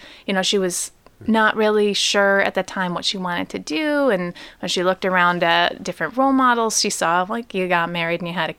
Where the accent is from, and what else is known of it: Pontiac, Michigan, United States; born or raised there